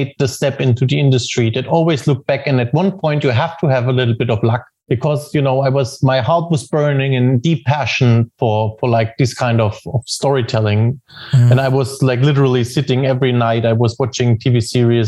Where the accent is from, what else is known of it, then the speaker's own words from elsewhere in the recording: Germany; studying at Film Academy, which is probably the best film school in Germany